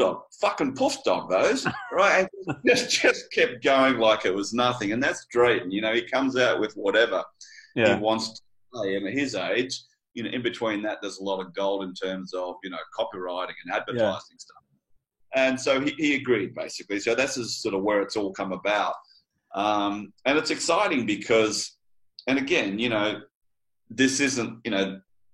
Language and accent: English; Australia; me being the Australian